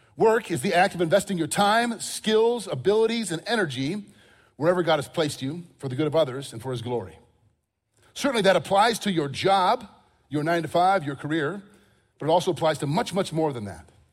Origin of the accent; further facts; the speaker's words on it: Crystal Lake, Illinois, United States; I grew up in Crystal Lake, Illinois, north of here